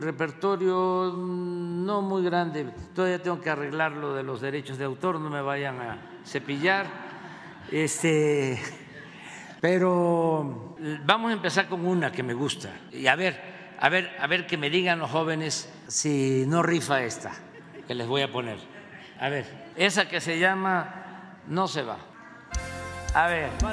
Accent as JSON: {"language": "Spanish", "country": "Mexico", "said": "Muy humanos somos los mexicanos"}